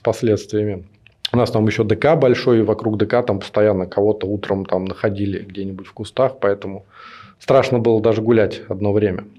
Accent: Nekrasovsky, Moscow Oblast, Russia; я жил не в Москве, это примерно 20 километров э, на север. А у нас там был небольшой поселок

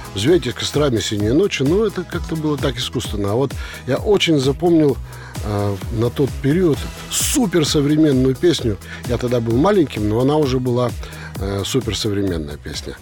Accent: Perm, Perm Krai, Russia; мы из Перми с Федькой. Вот я родился э, в Пермском районе. То есть это пригород Перми

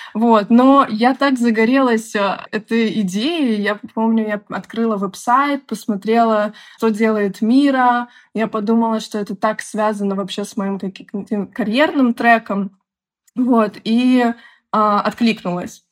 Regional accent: Minsk, Belarus; moved away as an adult; also born or lived in Moscow; Я из Беларуси, из города Минска. Бакалавриат я заканчивала в Минске

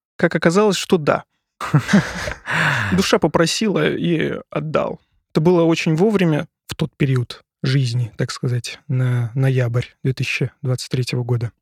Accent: Syzran, Samara Oblast, Russia; now in Moscow, Russia; я с Поволжья. Поволжье. Город Сызрань. Самарская область

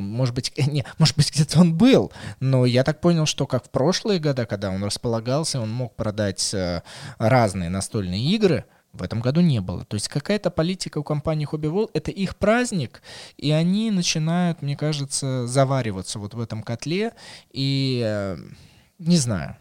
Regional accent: Moscow, Russia; как для коренного москвича

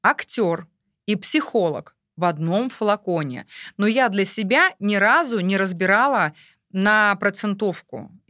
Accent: Uglich, Yaroslavl Oblast, Russia; Вот у меня, я везде в каждом городе говорю, а у нас в Угличе.

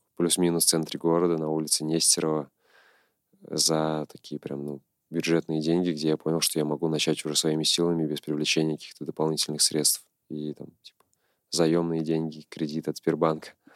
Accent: Nizhny Novgorod, Nizhny Novgorod Oblast, Russia; родился в Нижнем Новгороде, прожил здесь большую часть своей жизни

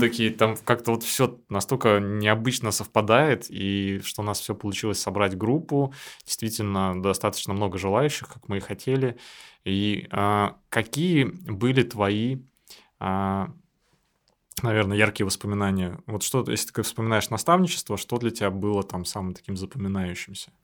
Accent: Saint Petersburg, Russia; я никогда так долго из Питера не уезжал. Я тоже родился в Питере

